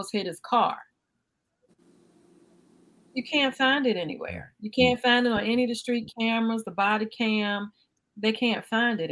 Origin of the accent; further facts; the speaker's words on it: Highland Park, United States; I grew up in Highland Park, and on 4th Avenue